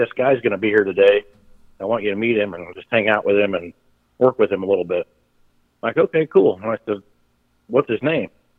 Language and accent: English; Illinois, United States; moved away as an adult; also born or lived in California / Bowling Green; I'm from Illinois